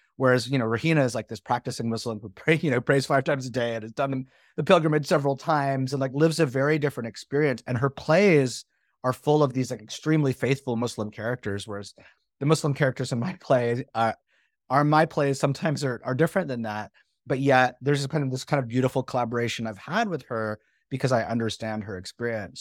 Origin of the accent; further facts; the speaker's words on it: Canada; moved away as an adult; now in United States; I'm from Canada, right? And I, I, like, I came to the US to go to school